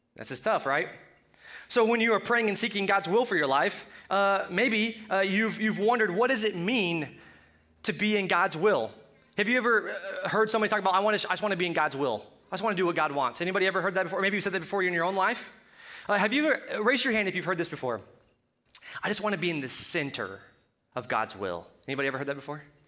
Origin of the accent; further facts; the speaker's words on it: Colorado, United States; accent: Colorado; My Colorado accent